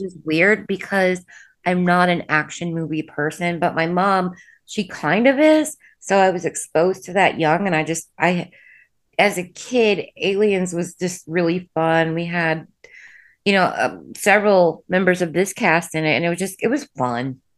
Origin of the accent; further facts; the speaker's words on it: Indiana, United States; I'm from the Midwest.